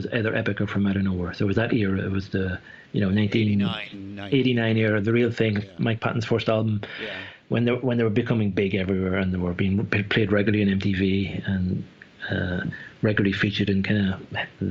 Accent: Ireland; moved away as an adult; now in Switzerland; I might live in Switzerland now, but I'm Irish, and I lived in Ireland until I was 23

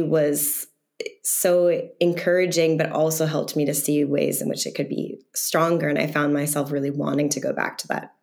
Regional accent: the Berkshires, Massachusetts, United States; I'm from the Berkshires, a very rural part of Massachusetts

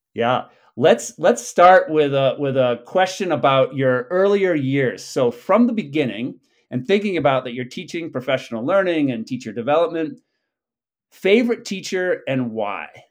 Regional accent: New England, United States; I grew up in New England when chestnuts were still around

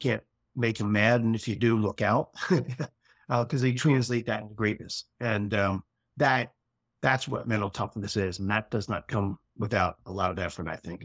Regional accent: Philadelphia, Pennsylvania, United States; I grew up in Philadelphia

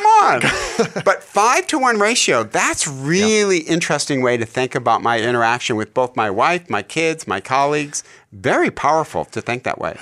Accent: Detroit, Michigan, United States; I'm from Hockeytown. We've won 11 Stanley Cups in Detroit, Michigan

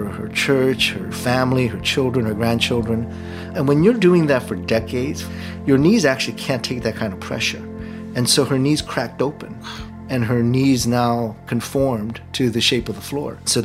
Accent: South Korea; I was born in Korea.

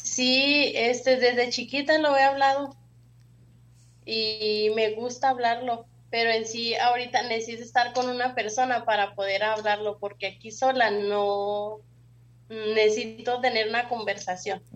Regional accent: Chihuahua, Mexico; also born or lived in Carichí, Chihuahua; yo nací y crecí en Chihuahua

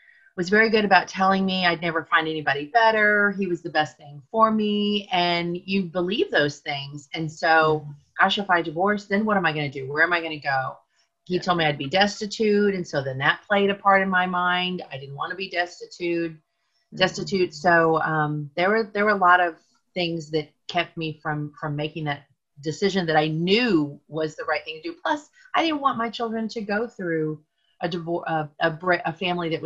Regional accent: Kansas City, United States; moved away as an adult; also born or lived in Atlanta, Georgia; I actually was born and raised in Kansas City

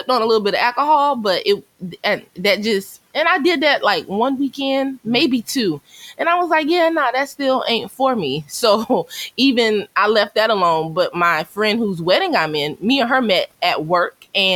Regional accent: Myrtle Beach, South Carolina, United States; I grew up in Myrtle Beach, so I had my share of Caucasians when I was in school there.

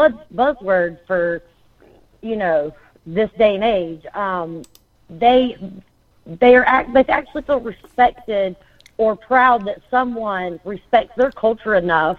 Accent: United States; South Carolina, Florida, it's so different with the baseline that, yes, we are American.

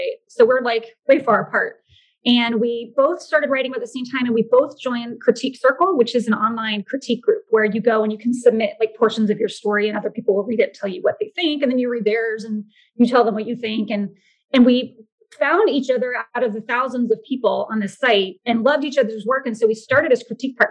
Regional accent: Orlando, Florida, United States; moved away as an adult; also born or lived in Georgia / New York; Yeah, I'm actually in Florida. I was born and raised here. I was born in Orlando

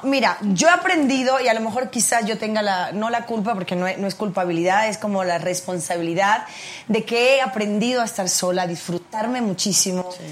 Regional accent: Cuba; also born or lived in United States; now in Mexico; por nacimiento de Cuba

